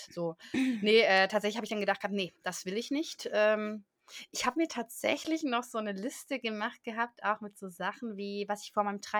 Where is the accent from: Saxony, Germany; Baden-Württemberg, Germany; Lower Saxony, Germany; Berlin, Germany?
Baden-Württemberg, Germany; dann bin ich halt auf Kaffee umgestiegen, da bin ich Schwabe.